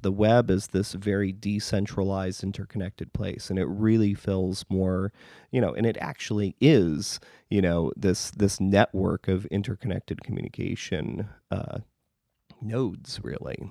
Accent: northern Wisconsin, United States; now in Chicago, United States; I grew up in northern Wisconsin.

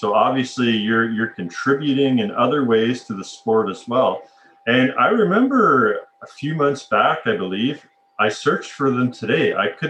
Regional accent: Alberta, Canada; And growing up in Alberta, I mean, I'd be itching to get some tropical climates as well.

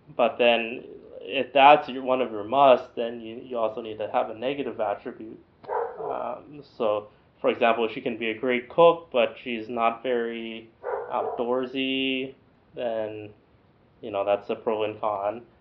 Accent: United States; now in Chino Hills, United States; I'm an American.

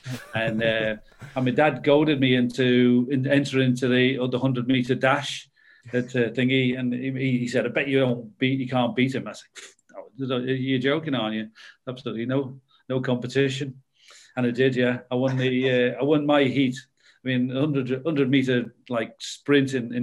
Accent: Liverpool, North West England, United Kingdom; growing up in Liverpool with this Liverpool Everton rivalry

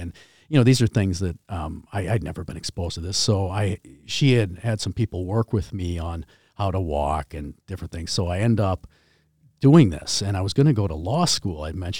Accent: China; I mean, I came from China.

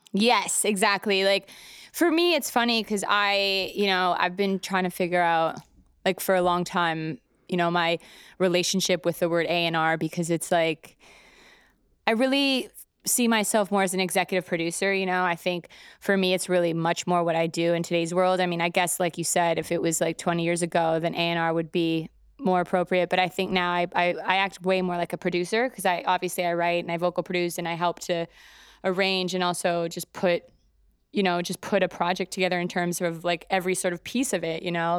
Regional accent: Calgary, Alberta, Canada; moved away as an adult; also born or lived in Toronto; now in New York, United States; I'm from Calgary originally, Canada, and I'm, I moved to Toronto, basically pretty close to out of high school

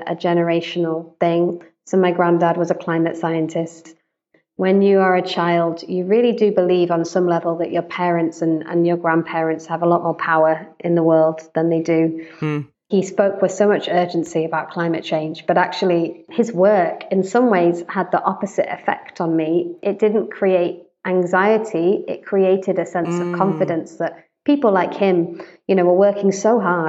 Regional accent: United Kingdom; also born or lived in United States; I'm British, white British. I've lived most of my life in the UK, although I also lived in the States for a couple of years

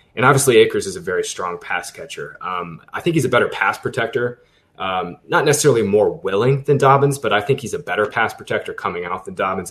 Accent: Boone, North Carolina, United States; I was born in Boone, North Carolina

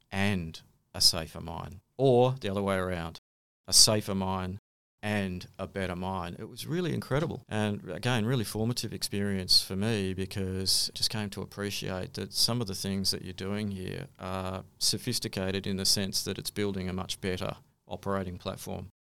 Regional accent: Sydney, New South Wales, Australia; moved away; also born or lived in Kalgoorlie; I was born in Sydney

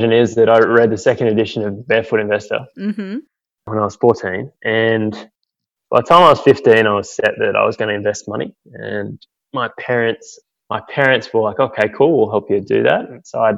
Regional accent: Goulburn, New South Wales, Australia; We grew up in Goulburn, which is a small country town.

